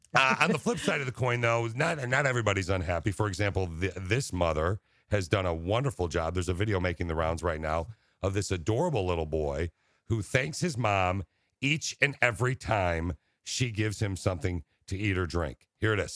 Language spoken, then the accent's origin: English; Okemos, Michigan, United States; I grew up in Okemos, right near Lansing